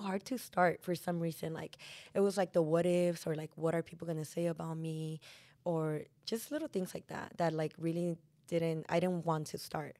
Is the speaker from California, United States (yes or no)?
yes; Bell Gardens, California, United States; I grew up in Bell Gardens